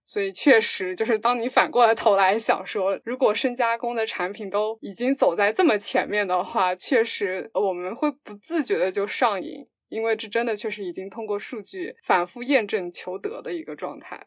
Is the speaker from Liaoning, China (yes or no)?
no; Fujian, China; 我们家是福建的